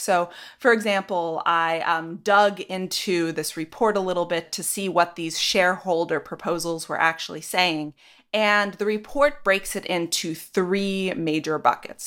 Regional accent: Ashland, Oregon, United States; moved away; I'm from Southern Oregon, Ashland.

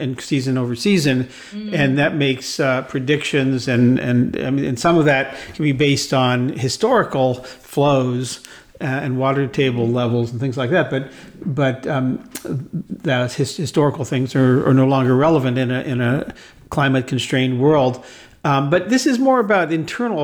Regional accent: United States; I love being an American

